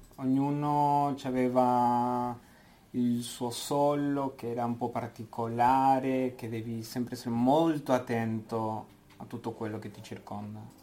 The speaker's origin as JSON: {"language": "Italian", "country": "Argentina", "also_born_or_lived": "Buenos Aires", "moved": "as an adult", "lives_now": "Switzerland", "said": "vengo dall'Argentina"}